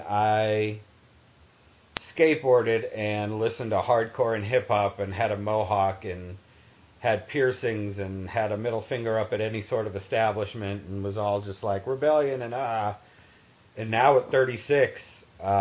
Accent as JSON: {"language": "English", "region": "New England", "country": "United States", "tie": "born or raised there", "also_born_or_lived": "the South", "moved": "yes", "said": "I grew up in New England and, you know, moved to the South"}